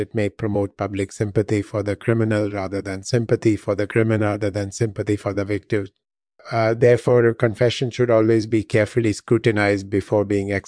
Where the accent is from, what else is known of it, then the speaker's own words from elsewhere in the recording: Bosanski Skejet, Bosnia & Herzegovina; I was born in Yugoslavia in 1964. I grew up in the town of Bosanski Skejet. After high school, I studied engineering at the University of Zagreb.